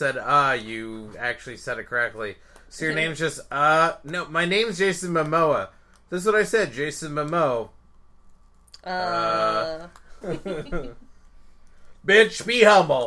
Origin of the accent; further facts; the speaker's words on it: Connecticut, United States; I'm from Connecticut